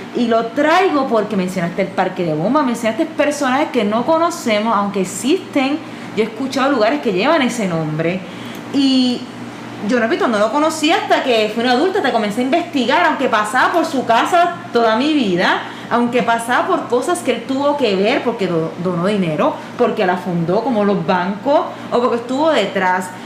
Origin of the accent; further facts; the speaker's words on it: Ponce, Puerto Rico; Yo me crié en ese Ponce